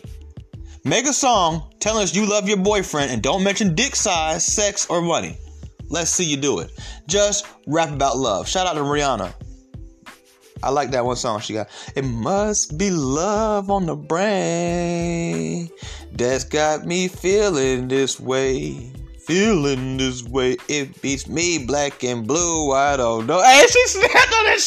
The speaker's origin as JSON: {"language": "English", "town": "Atlanta", "region": "Georgia", "country": "United States", "said": "I'm from Atlanta."}